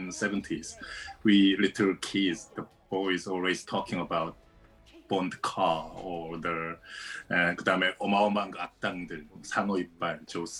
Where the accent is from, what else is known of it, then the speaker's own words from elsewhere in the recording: South Korea; I'm here in Seoul, Sunday morning, South Korea. And I grew up in South Korea.